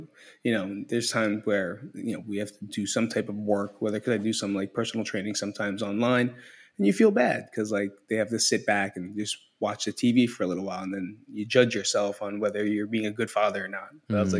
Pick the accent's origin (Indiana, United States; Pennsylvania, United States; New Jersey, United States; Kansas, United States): New Jersey, United States; Belleville; now in Las Vegas, United States; Right now I'm from Las Vegas, Nevada, but originally from Belleville, New Jersey.